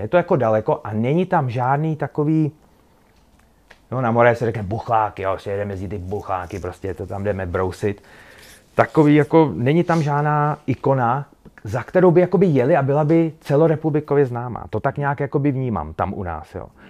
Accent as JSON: {"language": "Czech", "town": "Bílina", "region": "Ústí nad Labem Region", "country": "Czechia", "lives_now": "Most, Czech Republic", "said": "jsem z Bíliny, původně z Bíliny, teď žiju v Mostě"}